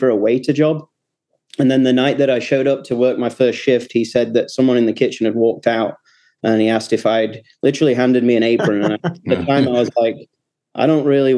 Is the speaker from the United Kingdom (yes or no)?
yes; Doncaster, Yorkshire and the Humber, United Kingdom; moved away as an adult; now in Indianapolis, United States; Originally, I'm from South Yorkshire in the United Kingdom, a place called Doncaster.